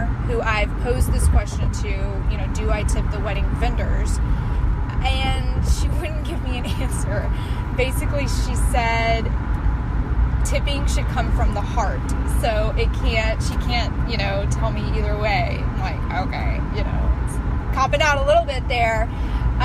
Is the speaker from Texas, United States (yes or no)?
yes; Texas, United States; I am from Texas